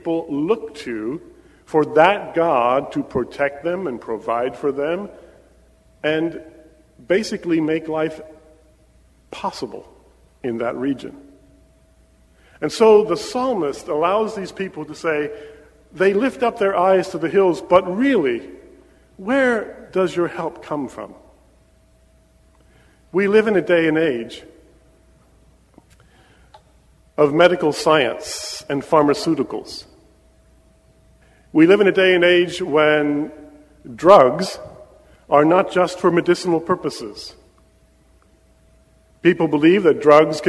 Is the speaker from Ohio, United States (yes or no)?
no; Pennsylvania, United States; moved away as an adult; my wife and I were born and raised in Pennsylvania